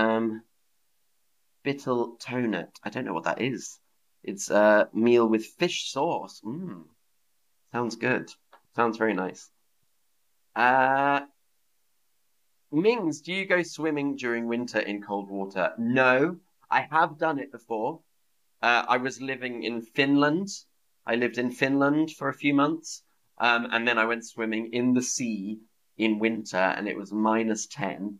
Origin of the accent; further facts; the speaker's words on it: England, United Kingdom; now in Berlin, Germany; I grew up in England, but celebrating German Christmas